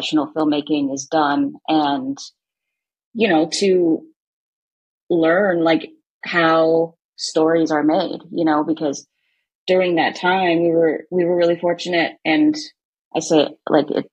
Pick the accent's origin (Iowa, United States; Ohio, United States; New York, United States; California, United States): California, United States; Ventura County; moved away as an adult; now in Los Angeles, United States; I'm from Ventura County